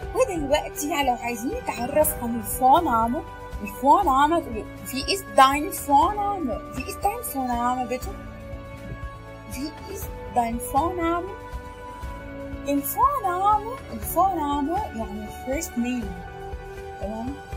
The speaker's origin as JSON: {"language": "Arabic", "country": "Egypt", "said": "عندنا في مصر"}